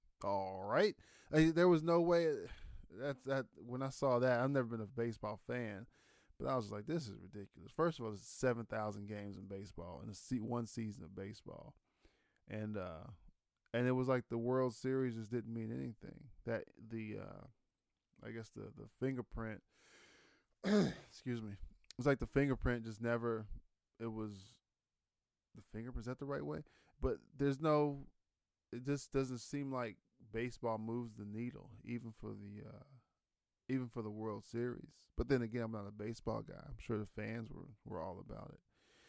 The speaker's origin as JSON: {"language": "English", "region": "Ohio", "country": "United States", "said": "I think just because I was from from Ohio, so that's just kind of who I'm so used to seeing"}